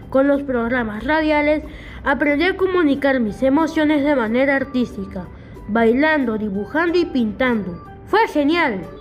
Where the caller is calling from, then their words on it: Piura, Peru; soy la estudiante de CB Castilla, de Piura.